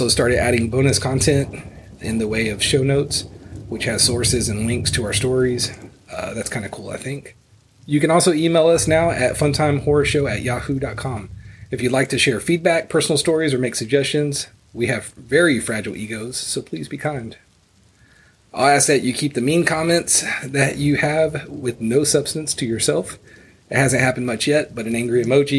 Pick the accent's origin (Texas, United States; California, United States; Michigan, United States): Texas, United States; Houston; Houston, Texas, my hometown